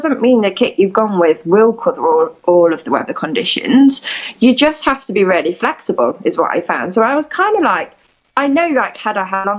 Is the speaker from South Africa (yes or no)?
no; United Kingdom; I'm in the UK, which is my home country